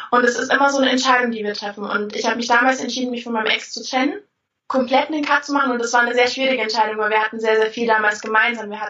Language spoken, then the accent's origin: German; Bavaria, Germany; Ich komme aus Bayern, also unten, unten die Ecke äh, Richtung München. Und äh, ja, da war ich eigentlich auch schon immer.